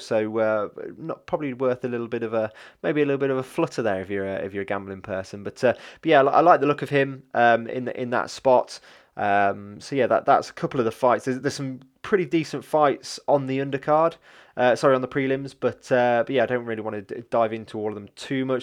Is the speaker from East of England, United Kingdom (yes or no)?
no; Leicester, East Midlands, United Kingdom; I'm from Leicester